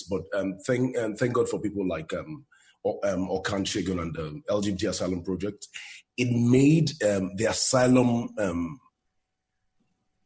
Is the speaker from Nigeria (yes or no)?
yes; Nigeria; moved away as an adult; now in United States; growing up in Nigeria, I lived in Nigeria for more than 30 years of my life